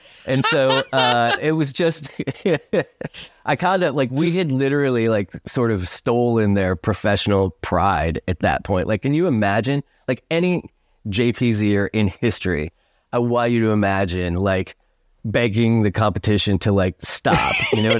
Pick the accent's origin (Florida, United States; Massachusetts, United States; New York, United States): New York, United States; Syracuse; growing up in Syracuse, you know, kind of there aren't many ways for you to do anything like that has anything to do with music